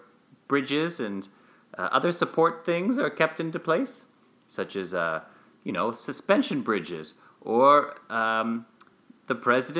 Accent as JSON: {"language": "English", "region": "Southern Illinois", "country": "United States", "said": "I'm from Southern Illinois"}